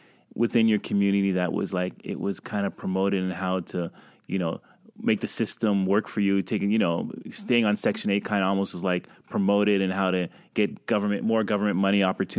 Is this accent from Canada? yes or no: yes; Canada; I'm also a Canadian